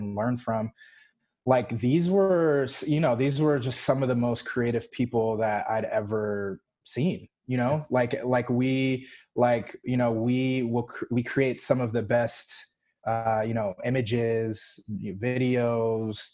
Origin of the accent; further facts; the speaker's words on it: Roswell, Georgia, United States; also born or lived in Los Angeles, California / New York; now in Atlanta, United States; when I was about 10 or so, we moved, to good old Roswell, Georgia. and I was there, did middle school and high school in Roswell, and then have been like actually ITP ever since.